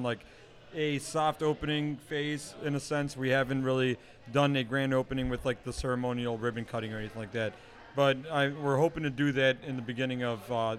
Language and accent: English; Stuttgart, Baden-Württemberg, Germany; moved away; When I was in Germany, I mean, like, so I grew up in Stuttgart, which is, you know, obviously also there